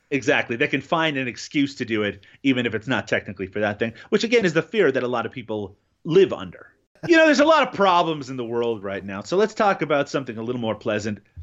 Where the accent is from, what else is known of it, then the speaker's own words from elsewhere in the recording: Newfoundland and Labrador, Canada; I grew up in Newfoundland, um, here in Canada